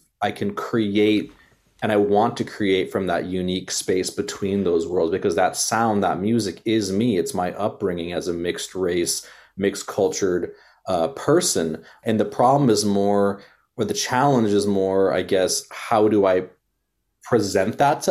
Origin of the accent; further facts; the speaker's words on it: Bay Area, California, United States; I was born in the Bay Area